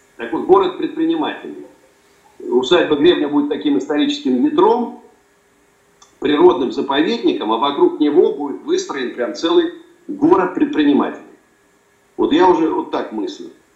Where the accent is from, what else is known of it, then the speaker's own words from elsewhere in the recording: Moscow, Russia; я родился э, в Москве